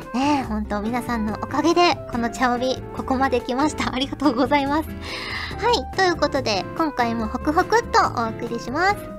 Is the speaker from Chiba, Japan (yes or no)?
no; Fukuoka, Japan; moved away; 私はもうあれですよ福岡出身